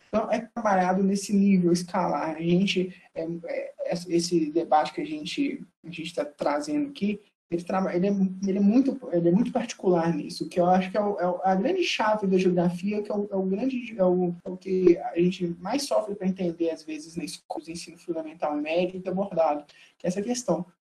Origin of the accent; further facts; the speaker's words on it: Belo Horizonte, Minas Gerais, Brazil; sou nascido e criado em Belo Horizonte